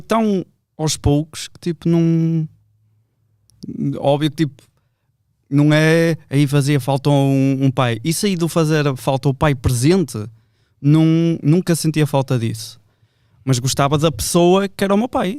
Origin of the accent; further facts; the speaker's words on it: Vila Nova de Gaia, Portugal; eu sou de Vila Deste